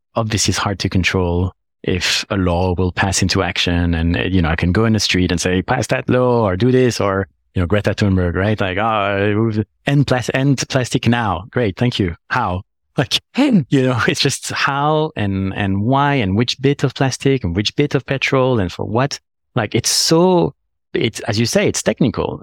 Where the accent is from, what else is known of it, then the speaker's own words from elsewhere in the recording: Paris, Île-de-France, France; moved away as an adult; now in London, United Kingdom; I come from Paris, like, I'm born in Paris